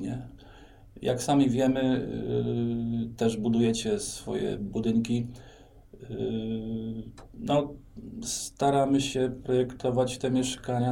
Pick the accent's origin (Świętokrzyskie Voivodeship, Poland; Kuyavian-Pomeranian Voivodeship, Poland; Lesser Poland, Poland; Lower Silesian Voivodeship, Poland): Kuyavian-Pomeranian Voivodeship, Poland; Bydgoszcz; also born or lived in Solec Kujawski / Gdańsk; ja jestem bydgoszczaninem, to znaczy urodziłem się w Bydgoszczy, w szpitalu na kapuściska